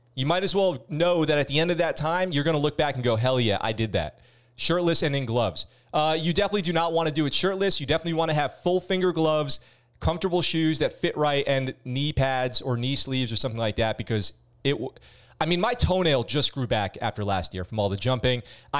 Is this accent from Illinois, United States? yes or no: no; Maryland, United States; I'm from Maryland. There were German U-boats in the Chesapeake.